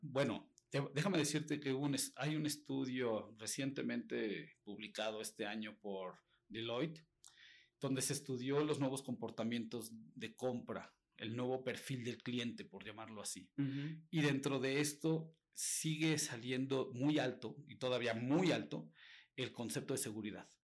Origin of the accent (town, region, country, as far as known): Mexico